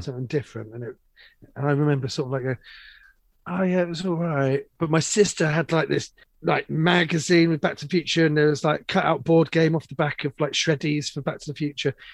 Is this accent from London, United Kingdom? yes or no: yes; London, United Kingdom; I grew up in London, in the 80s